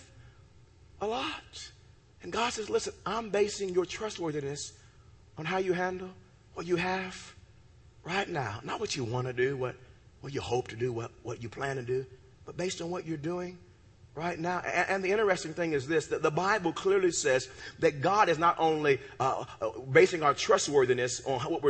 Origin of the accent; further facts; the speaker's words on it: United States; I'm a country boy. I'm from Ewoka.